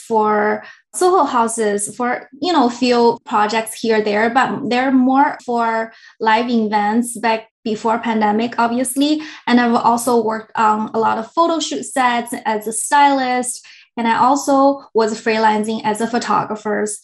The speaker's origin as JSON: {"language": "English", "country": "China", "moved": "yes", "lives_now": "San Francisco Bay Area, United States", "said": "I'm originally from China, moved here in Bay Area about 10 years ago"}